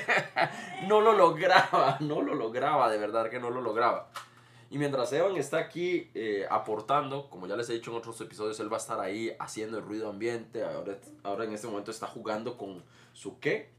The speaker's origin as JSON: {"language": "Spanish", "country": "Costa Rica", "said": "Aquí en mi país, Costa Rica"}